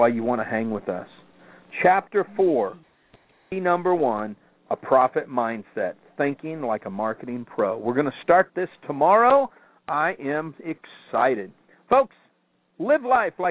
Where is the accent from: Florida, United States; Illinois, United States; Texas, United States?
Florida, United States; Destin; my hometown of Destin, Florida.